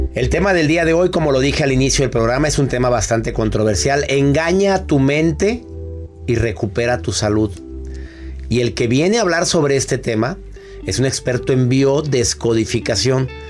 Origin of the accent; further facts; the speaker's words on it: Mexico; en México, ¿eh? En mi país adorado